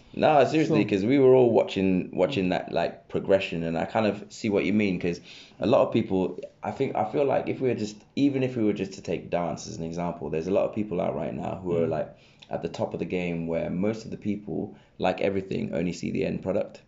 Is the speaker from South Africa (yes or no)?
no; Reading, South East England, United Kingdom; I grew up in Reading